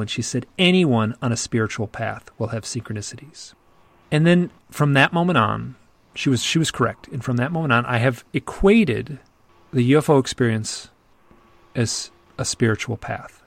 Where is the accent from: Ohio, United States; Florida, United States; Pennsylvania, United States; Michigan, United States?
Michigan, United States; I'm from Michigan, which is in the Midwest of America, and we're all very polite